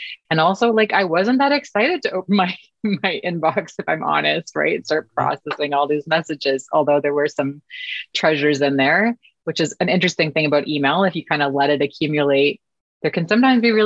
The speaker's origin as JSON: {"language": "English", "town": "Vancouver", "region": "British Columbia", "country": "Canada", "tie": "born or raised there", "moved": "as an adult", "lives_now": "Toronto, Canada", "said": "I had moved with my family from Vancouver, which is where I was born and raised on the West Coast, to Toronto, Canada, where I live now."}